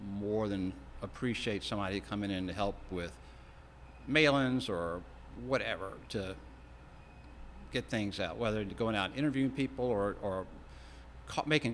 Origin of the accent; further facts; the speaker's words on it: Richmond, Virginia, United States; moved away as an adult; now in Ashland, United States; when I grew up in Richmond